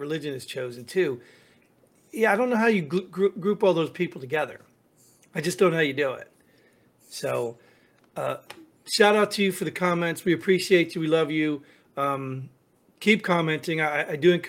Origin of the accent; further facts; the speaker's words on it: New Jersey, United States; I grew up in Jersey